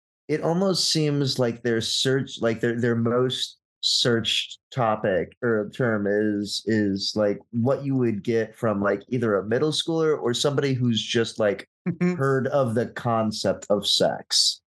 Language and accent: English; Missouri, United States; Missouri, my home state